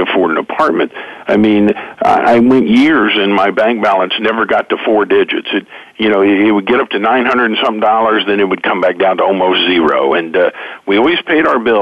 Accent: Oklahoma, United States; I grew up in Oklahoma here in the middle of the country

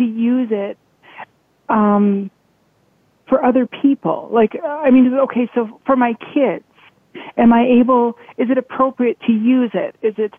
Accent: Saskatchewan, Canada; I am from Saskatchewan, Canada.

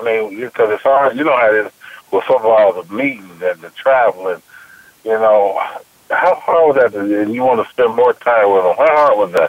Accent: Chicago, Illinois, United States; I grew up in Chicago

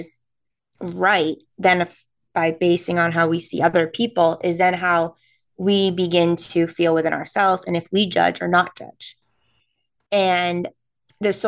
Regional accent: New England, United States; accent: non-rhotic New England; since we're from New England, we don't pronounce the R's

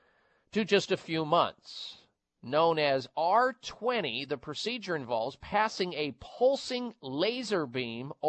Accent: Midwest, United States; growing up in the Midwest

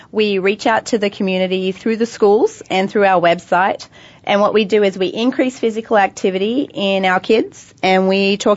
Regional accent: Australia; I'm Australian.

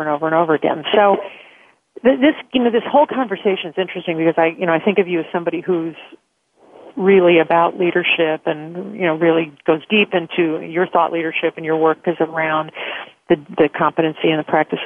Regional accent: Chicago, Illinois, United States; being a Chicagoan

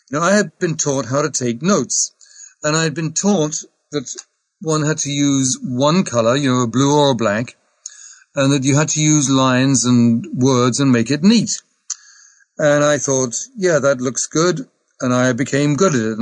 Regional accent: England, United Kingdom; I am English.

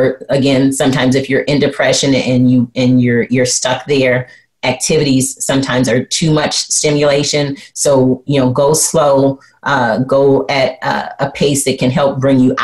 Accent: Flint, Michigan, United States; growing up in Flint, Michigan, and how my parents used strategy, leadership, and success to raise me

